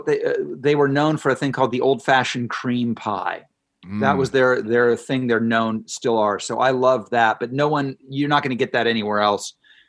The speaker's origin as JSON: {"language": "English", "region": "Ohio", "country": "United States", "tie": "born or raised there", "said": "I remember growing up in Ohio when Wendy's came on the scene."}